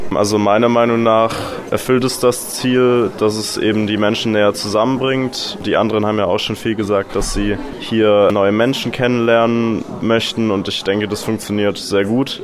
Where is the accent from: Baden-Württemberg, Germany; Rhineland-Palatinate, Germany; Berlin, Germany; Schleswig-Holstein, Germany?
Baden-Württemberg, Germany; Ulm; ich komme aus Ulm in Deutschland